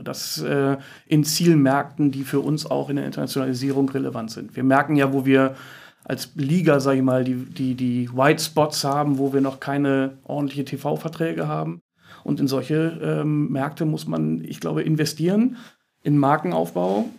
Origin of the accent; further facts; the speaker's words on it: Hamburg, Germany; als Hamburger